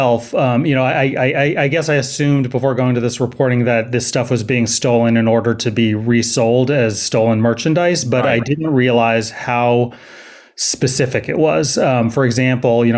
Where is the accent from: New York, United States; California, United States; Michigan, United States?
California, United States; Berkeley; also born or lived in San Francisco / Los Angeles / Oakland; I actually live in Oakland. I grew up in Berkeley, so I'm a Bay Area native